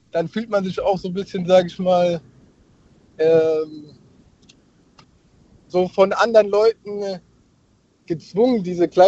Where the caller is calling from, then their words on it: Heidelberg, Baden-Württemberg, Germany; Ich grüße dich aus Heidelberg.